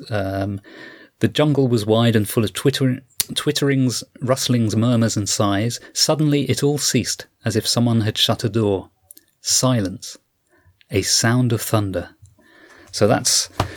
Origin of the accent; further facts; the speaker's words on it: United Kingdom; accent: British; people may have guessed from my accent that I'm British.